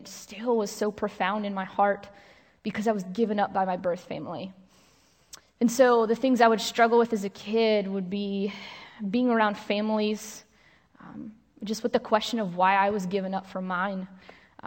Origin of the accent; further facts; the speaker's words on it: New York, United States; I grew up in New York with a brother who was also adopted.